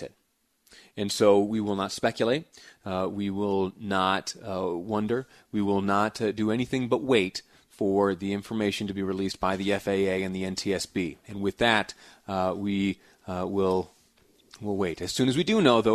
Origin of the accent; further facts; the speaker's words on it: Western New York, United States; now in Utah, United States; I did some of my growing up in Western New York